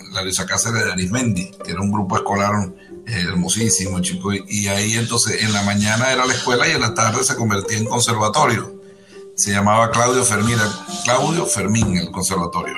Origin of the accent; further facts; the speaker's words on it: Margarita Island, Nueva Esparta, Venezuela; moved away; Fui el, concertino de esa orquesta desde su creación hasta que yo me fui de Margarita